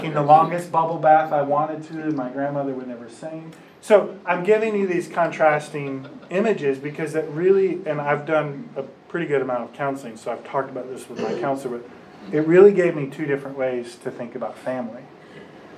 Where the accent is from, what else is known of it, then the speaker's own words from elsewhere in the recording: Warren, Michigan, United States; also born or lived in Kansas; I grew up, I was born right outside of Detroit, Michigan, in a little place called Warren